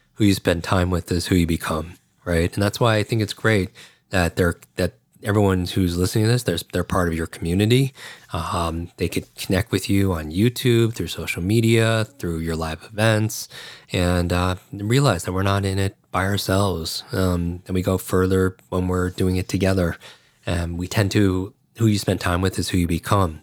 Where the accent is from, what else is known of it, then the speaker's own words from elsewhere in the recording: Northeast, United States; also born or lived in New York / Chicago; I grew up in the Northeast